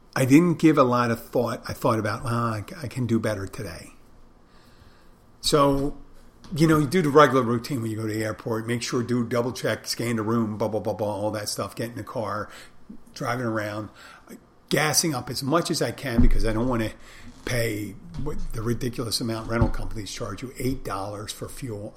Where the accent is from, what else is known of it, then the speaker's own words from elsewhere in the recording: Philadelphia, Pennsylvania, United States; I'm from there